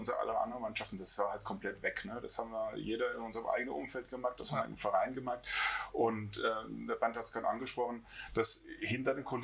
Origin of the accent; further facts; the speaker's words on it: Mainz, Rhineland-Palatinate, Germany; ich komme ja aus Mainz